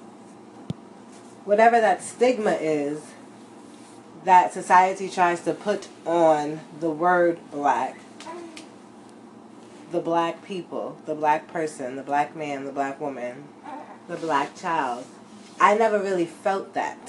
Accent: United States; My nationality is American.

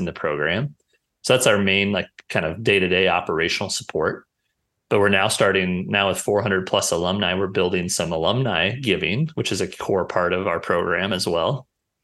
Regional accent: Brookings, South Dakota, United States; growing up in Brookings with my family

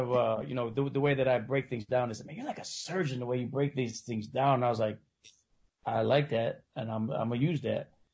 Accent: Bolingbrook, Illinois, United States; also born or lived in Oakland, California / Alameda, California / Mexico City, Mexico; I grew up more here and in it's a place called Bolingbrook, so it's kind of like southwest of the city.

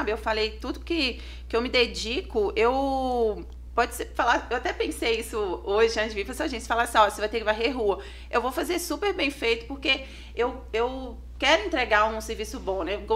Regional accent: Dom Silvério, Minas Gerais, Brazil; now in Santa Cruz, Brazil; né, igual você falou, eu sou natural de Dom Silvério, hoje atualmente eu moro em Santa Cruz e atendo aqui em Ponte Nova e região

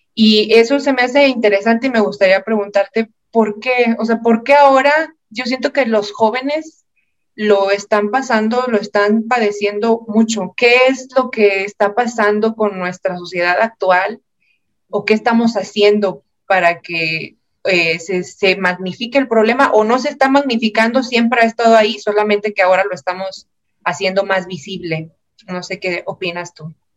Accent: Monterrey, Nuevo León, Mexico; also born or lived in Morelia; yo soy de acá de Monterrey, estudié el posgrado en Morelia y me vine, estaba ya trabajando acá en Monterrey

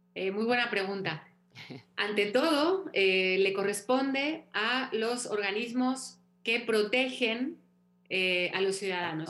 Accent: Mexico; moved away

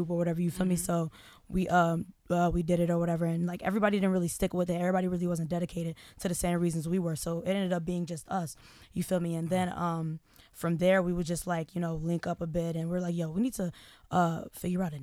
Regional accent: Northwest suburbs of Chicago, Illinois, United States; I'm from the suburbs as well. Mm-hmm. I'm from the Northwest.

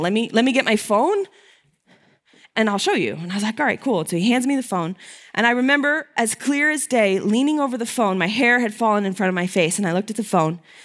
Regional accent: Connecticut, United States; I'm from Connecticut

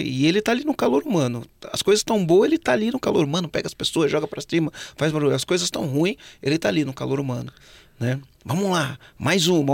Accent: São Bernardo do Campo, São Paulo, Brazil; now in Florianópolis, Brazil; eu sou de São Bernardo do Campo, né? Hoje eu moro em Floripa, mas sou de São Bernardo.

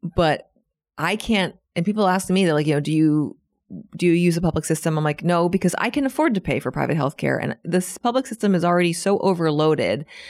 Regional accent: Washington, District of Columbia, United States; moved away as an adult; now in Buenos Aires, Argentina; my hometown, Washington, D C, is actually the capital of the free world

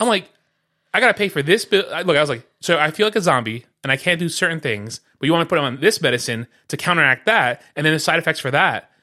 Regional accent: New York City, New York, United States; first language Spanish; English is a second language; moved away; I grew up on Broadway and Crescent Street

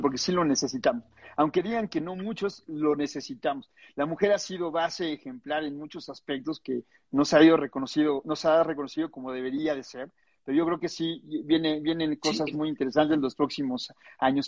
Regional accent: Mexico; levantemos la mano los mexicanos

